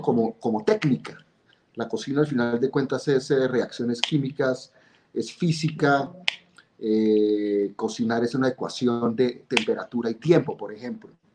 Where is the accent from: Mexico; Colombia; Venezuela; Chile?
Colombia; Bogotá; yo nací en 1970 en Bogotá. Eh, un niño normal, cachaco completamente